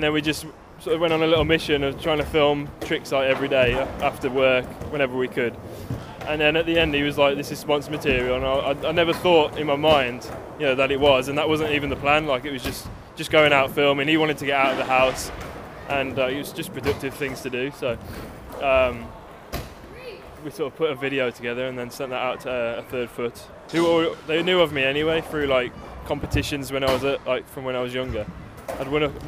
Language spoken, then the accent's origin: English; Wolverhampton, West Midlands, United Kingdom; I'm from Wolverhampton, West Midlands.